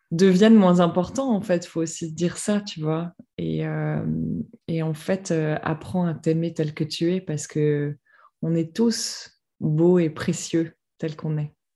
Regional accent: France; moved away as an adult; now in Amsterdam, Netherlands; j'habite Amsterdam, donc j'ai quitté la France pour mon boulot il y a 7 ans huit ans maintenant

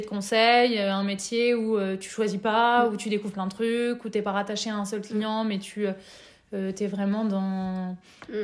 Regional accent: Nevers, Bourgogne-Franche-Comté, France; moved away as an adult; also born or lived in Lyon; Je suis née à Lyon et j'ai grandi à Nevers

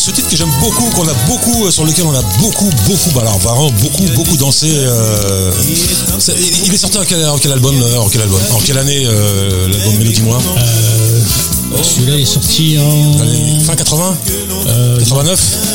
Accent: Paris, Île-de-France, France; parisien, un vrai parisien. Un vrai parisien. Je suis né à Paris.

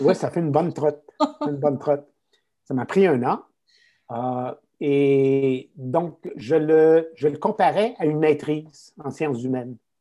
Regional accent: Quebec, Canada; accent: Québécois; je suis un Québécois, hein, ça se notera peut-être à mon accent

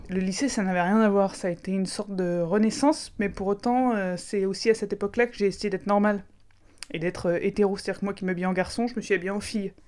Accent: Aix-en-Provence, Provence-Alpes-Côte d'Azur, France; je viens d'Aix-en-Provence, donc juste à côté de Marseille

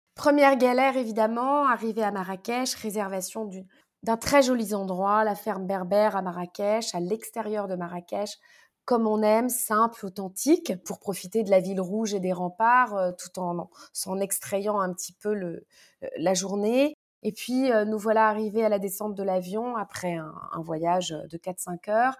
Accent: Paris, Île-de-France, France; also born or lived in Morocco; ce dont j'avais le plus besoin en tant que parisienne

